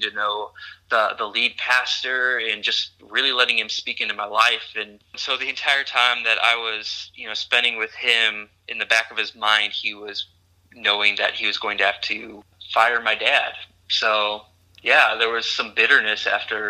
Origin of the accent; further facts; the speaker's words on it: Bemidji, Minnesota, United States; moved away; also born or lived in Kansas; I grew up in northern Minnesota in the heart of the Paul Bunyan Forest